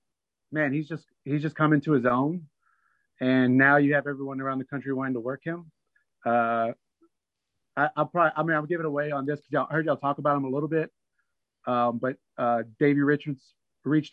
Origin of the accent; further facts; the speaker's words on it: Abilene, Texas, United States; my hometown of Abilene